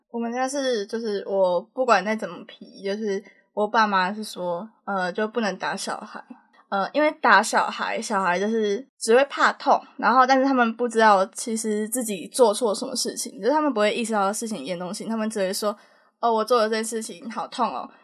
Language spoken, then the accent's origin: Chinese; Taiwan; now in Taipei, Taiwan; 我算身为一个台湾人